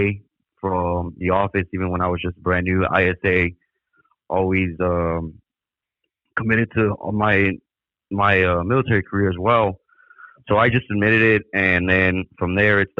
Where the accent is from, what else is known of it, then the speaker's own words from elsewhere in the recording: El Paso, Texas, United States; moved away as an adult; I'm originally from El Paso. I moved down here back in 2009